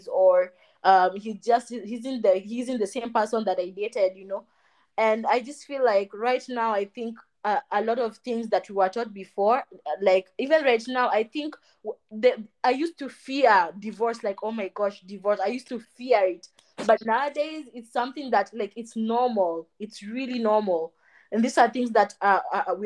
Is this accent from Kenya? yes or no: yes; Kenya; I'm from Kenya